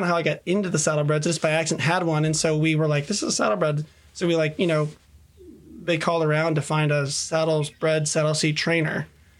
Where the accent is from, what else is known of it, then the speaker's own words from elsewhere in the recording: Syracuse, New York, United States; also born or lived in Illinois; now in Simpsonville, United States; I grew up in Syracuse, New York.